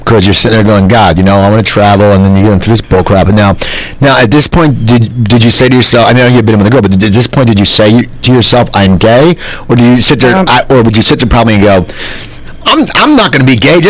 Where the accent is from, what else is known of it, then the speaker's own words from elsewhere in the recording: near Philadelphia, Pennsylvania, United States; I grew up near Philadelphia, so there was a scene.